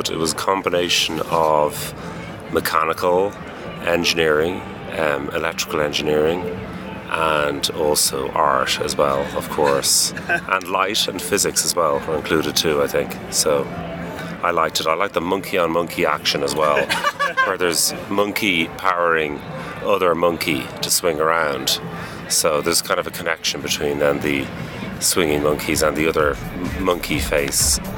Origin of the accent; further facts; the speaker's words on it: Dublin, Leinster, Ireland; Dublin, Ireland.